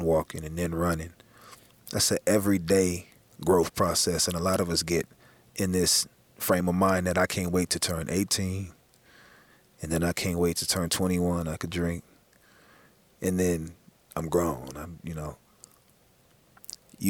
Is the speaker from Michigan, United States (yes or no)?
no; Los Angeles, California, United States; growing up in South Central